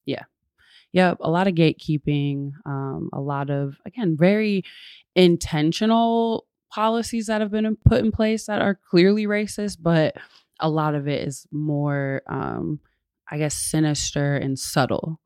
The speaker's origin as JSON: {"language": "English", "region": "West Michigan", "country": "United States", "tie": "born or raised there", "lives_now": "Grand Rapids, United States", "said": "I grew up in West Michigan"}